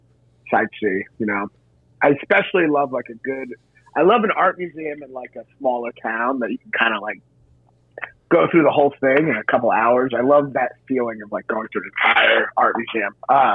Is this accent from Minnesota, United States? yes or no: no; Louisville, Kentucky, United States; I'm from Kentucky. Louisville, Kentucky.